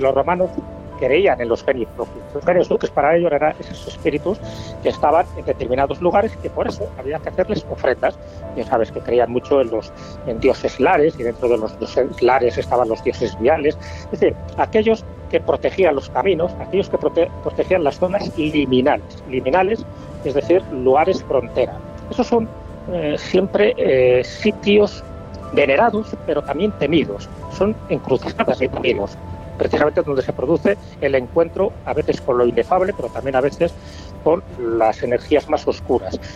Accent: León, Castile and León, Spain; como soy de León

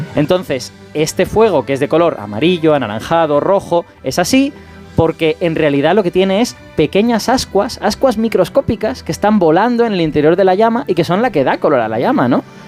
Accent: Castellón de la Plana, Valencian Community, Spain; yo soy castellonense de, nacimiento

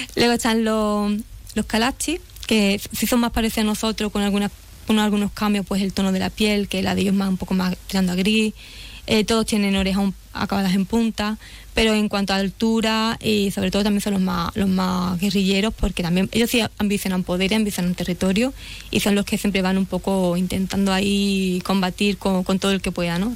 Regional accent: Nueva Jarilla, Andalusia, Spain; yo soy de Nueva Jarilla

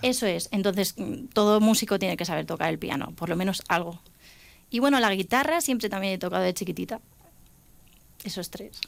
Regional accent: Alcázar de San Juan, Castilla-La Mancha, Spain; la banda de mi pueblo, que yo soy de Alcázar de San Juan

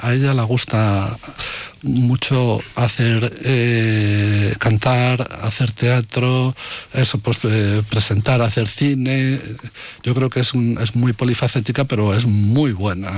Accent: Valladolid, Castile and León, Spain; en mi tierra, en Valladolid

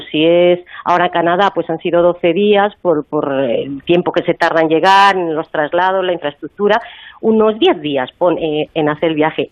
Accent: Madrid, Community of Madrid, Spain; yo soy de Madrid

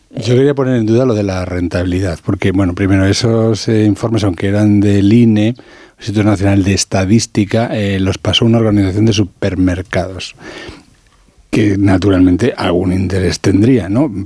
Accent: La Alcarria, Castilla-La Mancha, Spain; soy de la Alcarria

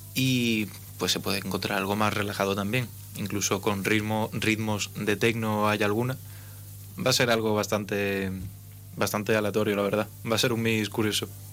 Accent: A Coruña, Galicia, Spain; now in Ceuta, Spain; soy coruñés

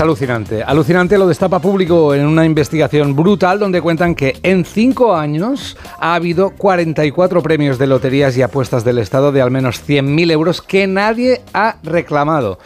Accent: Catalonia, Spain; soy catalán

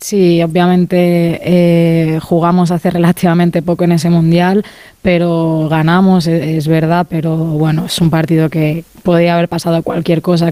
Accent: Mallorca, Balearic Islands, Spain; now in Barcelona, Spain; al ser de Mallorca, ¿no? un sitio más, más pequeñito, siempre que, vamos allí, las que somos de allí

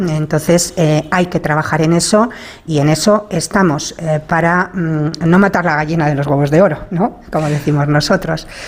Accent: Cantabria, Spain; soy cántabra y una enamorada de mi tierra

